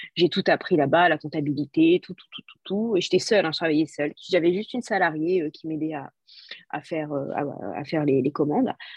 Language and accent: French; France; je suis française